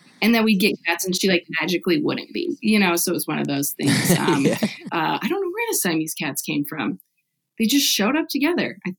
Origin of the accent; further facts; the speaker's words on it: Nebraska, United States; I grew up in Nebraska, so it's like kind of a farm everywhere